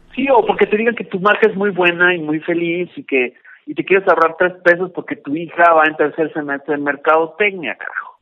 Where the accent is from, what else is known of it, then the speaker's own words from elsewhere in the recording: Mexico; yo soy mexicano, más mexicano que el mole